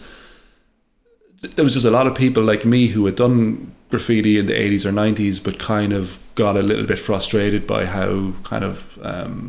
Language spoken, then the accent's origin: English; Ireland; moved away as an adult; now in London, United Kingdom; I'm an Irish artist here